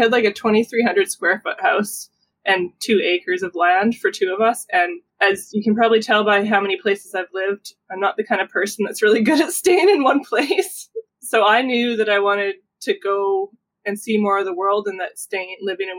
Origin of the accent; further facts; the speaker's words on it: Alberta, Canada; also born or lived in British Columbia; I was born in Alberta, then moved to BC when I was 4, moved back to Alberta when I was like a young teenager